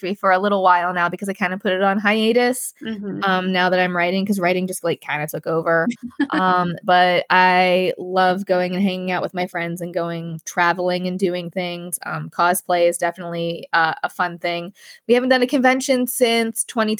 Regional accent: Pittsburgh, Pennsylvania, United States; in the Steel City, which is in Pittsburgh, my hometown.

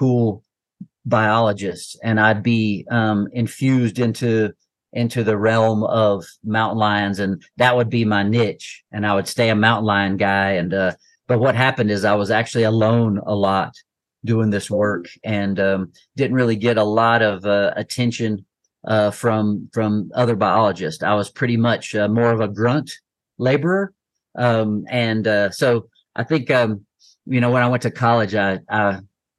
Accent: Asheville, North Carolina, United States; I grew up near Asheville, North Carolina

